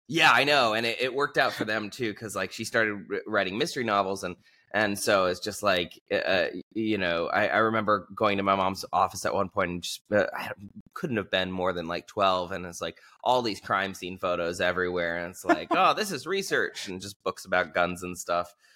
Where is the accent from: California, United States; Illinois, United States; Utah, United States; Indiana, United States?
California, United States; Southern; moved away as an adult; also born or lived in Los Angeles / Albania / Iraqi Kurdistan; I grew up in Southern California